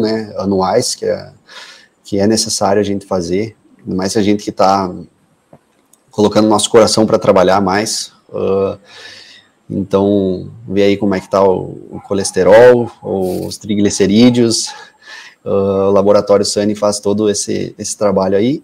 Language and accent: Portuguese; Passo Fundo, Rio Grande do Sul, Brazil; eu nasci e moro até hoje em Passo Fundo. Eu tenho orgulho de ser passundense